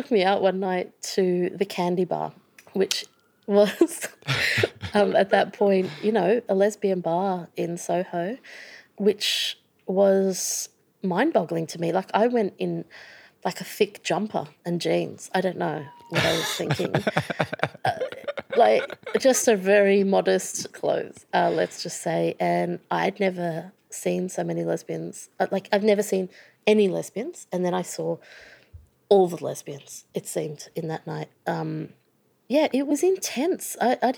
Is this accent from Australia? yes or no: yes; Sydney, New South Wales, Australia; moved away as an adult; also born or lived in United Kingdom; I was brought up in Sydney